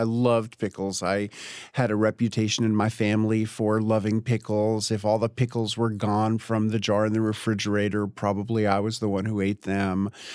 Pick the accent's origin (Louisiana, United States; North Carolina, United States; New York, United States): New York, United States; now in Tennessee, United States; grew up on the Upper West Side